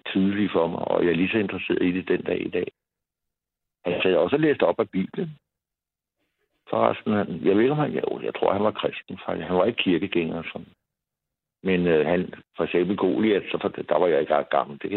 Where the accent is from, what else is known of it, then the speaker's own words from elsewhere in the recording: Copenhagen, Capital Region of Denmark, Denmark; also born or lived in Valby; vi er opvokset inde på Vesterbro.